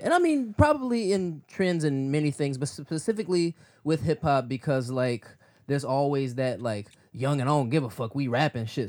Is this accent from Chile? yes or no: no; Midwest, United States; I'm still from the Midwest